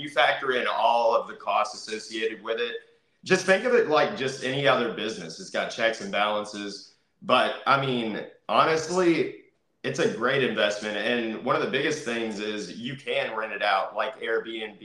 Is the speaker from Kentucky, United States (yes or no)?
yes; Kentucky, United States; now in Florida, United States; So originally, I'm from Kentucky. I'm a Kentucky boy up in here.